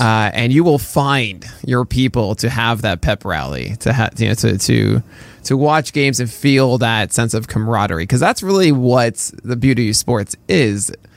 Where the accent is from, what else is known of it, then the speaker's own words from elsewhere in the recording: New York City, New York, United States; we both grew up in, in New York City